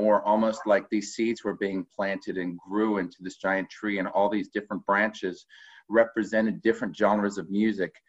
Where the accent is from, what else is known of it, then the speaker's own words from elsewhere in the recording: South Carolina and Georgia, United States; I grew up in South Carolina and Georgia